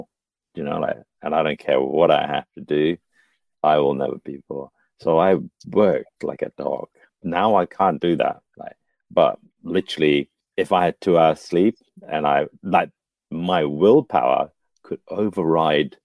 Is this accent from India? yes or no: yes; India; I'm Indian.